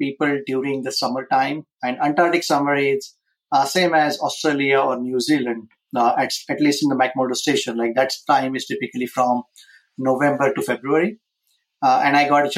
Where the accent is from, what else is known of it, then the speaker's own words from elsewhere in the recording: India; moved away as an adult; now in United States; I was born and raised in India